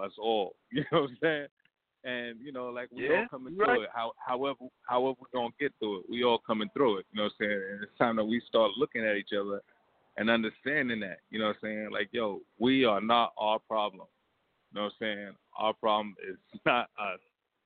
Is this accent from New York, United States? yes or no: yes; New York City, New York, United States; I'm from Queens